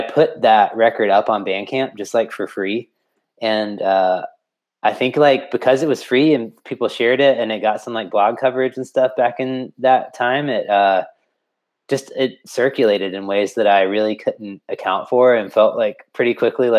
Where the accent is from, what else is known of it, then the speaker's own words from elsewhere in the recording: Florence, South Carolina, United States; also born or lived in Columbia, South Carolina; growing up in South Carolina, I feel like I grew up in a pretty small town here too, in Florence